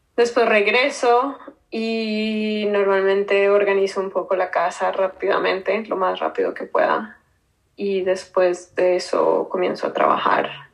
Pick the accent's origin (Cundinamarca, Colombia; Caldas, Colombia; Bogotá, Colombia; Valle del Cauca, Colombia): Bogotá, Colombia; moved away as an adult; also born or lived in New York, United States; now in United States; Soy de Colombia. Nací en Bogotá.